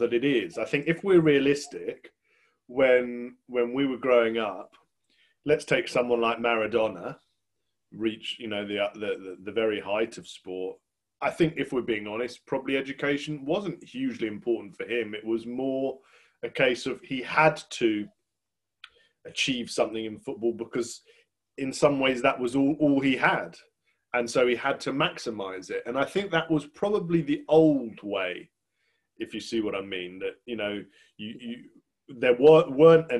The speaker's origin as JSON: {"language": "English", "region": "England", "country": "United Kingdom", "said": "as an Englishman"}